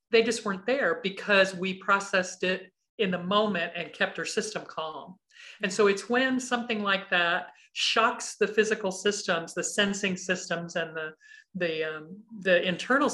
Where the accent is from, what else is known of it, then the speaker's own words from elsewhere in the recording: Kansas City, United States; I grew up in the Midwest, in Kansas City mostly.